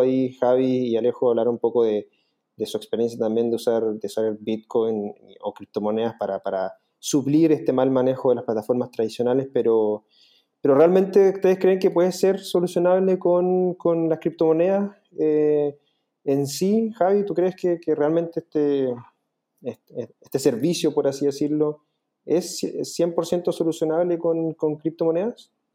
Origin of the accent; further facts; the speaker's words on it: Chile; yo soy el único chileno dentro del equipo